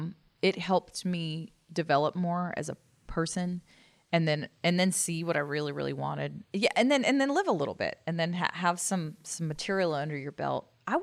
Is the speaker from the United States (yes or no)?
yes; Dallas, Texas, United States; also born or lived in Destin, Florida; I grew up here in Dallas.